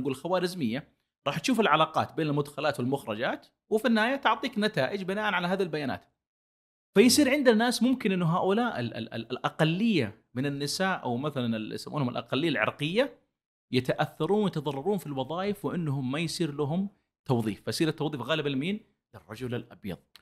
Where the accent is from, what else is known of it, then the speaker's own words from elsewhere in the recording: Saudi Arabia; عندنا في السعودية